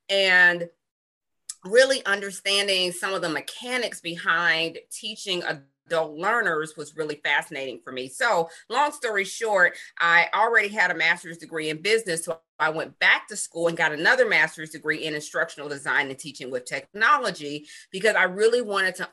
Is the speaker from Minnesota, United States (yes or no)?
no; Pittsburgh, Pennsylvania, United States; now in Atlanta, United States; I hail from Pittsburgh, Pennsylvania, but I've lived in Atlanta, Georgia for a very, very long time.